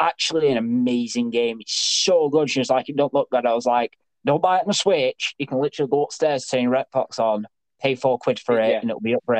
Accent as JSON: {"language": "English", "town": "Manchester", "region": "North West England", "country": "United Kingdom", "said": "because we're from Manchester"}